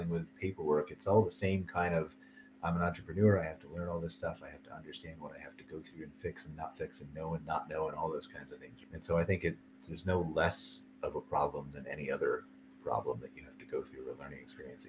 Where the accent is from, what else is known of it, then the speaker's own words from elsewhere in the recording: United States; moved away as an adult; now in Canada; I was born in the United States